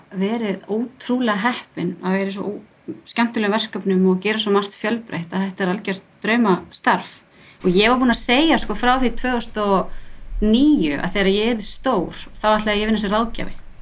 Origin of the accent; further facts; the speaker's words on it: Reykjavík, Capital Region, Iceland; moved away as an adult; also born or lived in Barcelona, Spain; ég bara stelpa á breyðhaldi alveg upp í dúbnuhólum alla tíð